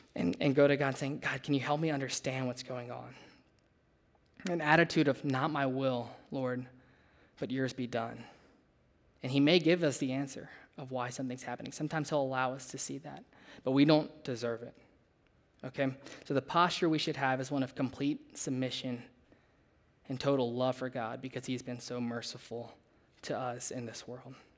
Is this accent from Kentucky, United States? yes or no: no; Louisiana, United States; moved away as an adult; I grew up in Louisiana, way down south, totally different than here.